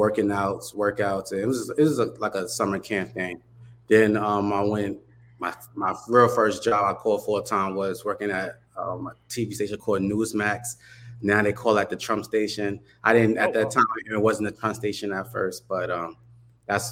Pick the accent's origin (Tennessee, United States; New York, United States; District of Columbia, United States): New York, United States; New York City; moved away as an adult; now in Wilmington, United States; born and raised in Harlem, New York